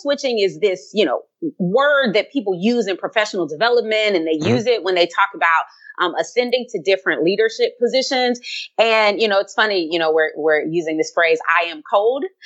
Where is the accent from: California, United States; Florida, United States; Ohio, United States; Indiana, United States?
California, United States; Compton; growing up in Compton, California